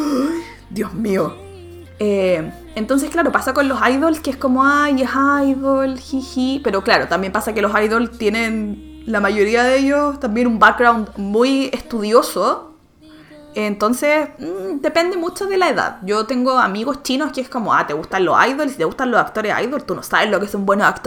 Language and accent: Spanish; Chile